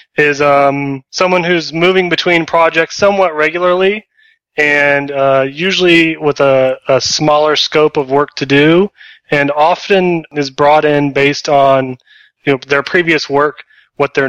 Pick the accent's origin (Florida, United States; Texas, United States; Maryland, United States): Texas, United States; I'm from Texas